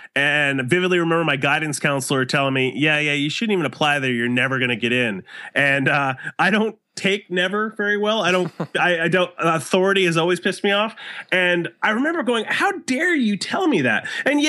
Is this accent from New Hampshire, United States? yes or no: yes; West Lebanon, New Hampshire, United States; Well, I grew up in West Lebanon, New Hampshire, which is a really small town right on the Vermont border.